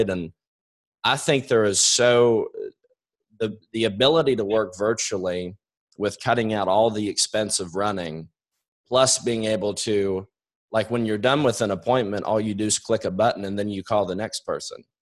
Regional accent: New York, United States; I'm a quick talker. I swear I'm from New York.

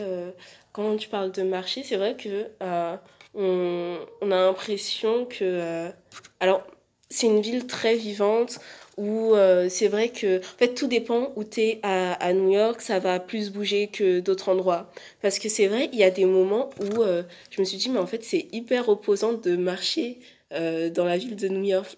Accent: France; en tant que Français

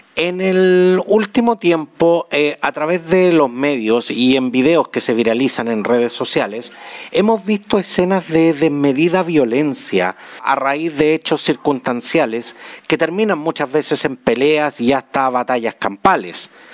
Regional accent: Chile; Somos los chilenos

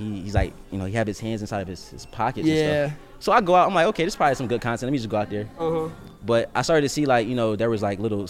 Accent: Pennsauken, New Jersey, United States; moved away as an adult; also born or lived in North Carolina / South Carolina; so I grew up in Pensauken, New Jersey, and then I migrated to Carolina. So I went from Jersey to North Carolina.

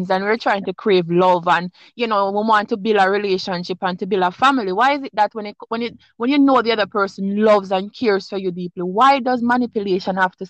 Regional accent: Jamaica; Well, I mean, I come from Jamaica. I come from the ghetto part of Jamaica. So it's like you grew up in a different kind of way.

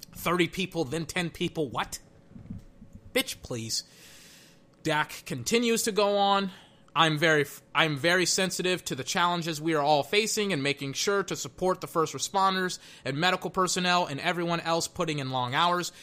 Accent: the South, United States; I'm from the South, and I went to a Baptist church when I was a kid

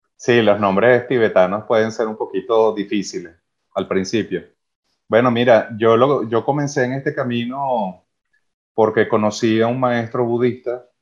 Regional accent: Venezuela; moved away; Los venezolanos tenemos una cualidad de apertura

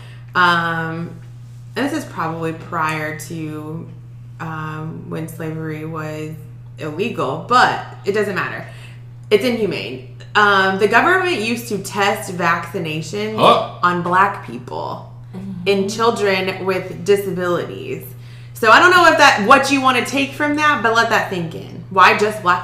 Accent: Texas, United States; growing up in Texas

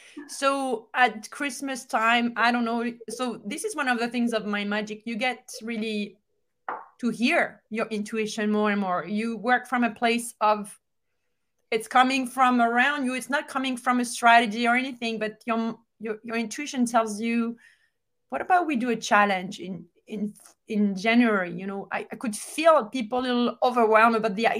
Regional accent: France; moved away; I'm from France

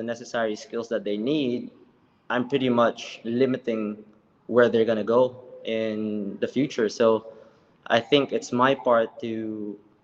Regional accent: Philippines; moved away as an adult; now in Singapore; I came from the Philippines. I used to swim for my country from 2004 all the way to 2014

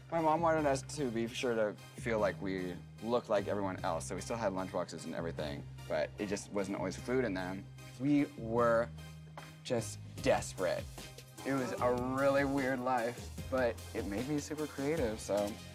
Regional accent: Seattle, Washington, United States; I grew up in Seattle, and we were poor as hell

